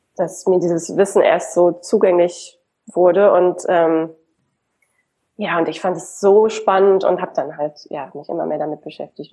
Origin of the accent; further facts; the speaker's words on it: Hamburg, Germany; now in Berlin, Germany; Ich lebe in Berlin und ursprünglich bin ich eine Hamburgerin